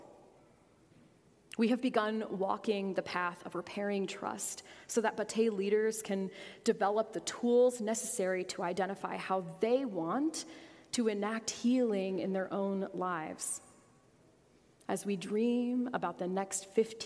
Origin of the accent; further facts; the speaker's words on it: United States; As American Christians